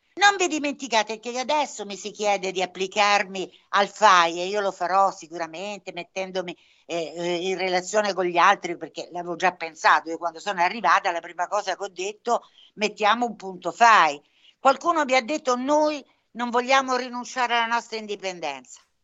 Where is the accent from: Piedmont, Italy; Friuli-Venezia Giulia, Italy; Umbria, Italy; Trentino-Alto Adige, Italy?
Umbria, Italy; Averino; a pochi chilometri da qui c'è l'Averino, il mio paese d'origine